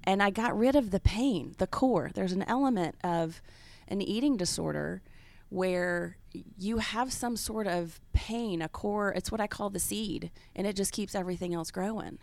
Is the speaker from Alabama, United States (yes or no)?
no; Kansas City, Missouri, United States; moved away as an adult; also born or lived in Memphis, Tennessee / Washington; now in Atlanta, United States; my origin is really Memphis, Mid-South, and then I grew up in Kansas City from second through twelfth grade.